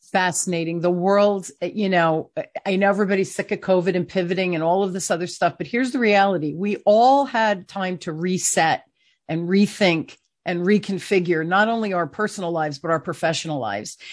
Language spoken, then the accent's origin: English; New Jersey, United States; I even sound like I'm from New Jersey 'cause I'm from New Jersey.